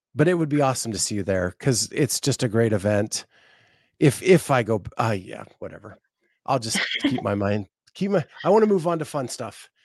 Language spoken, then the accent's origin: English; Appalachian Mountains, United States; also born or lived in Florida; I grew up in the Appalachian Mountains.